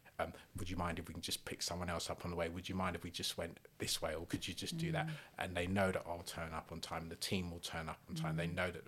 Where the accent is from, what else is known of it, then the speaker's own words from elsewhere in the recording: London, United Kingdom; I was born in South London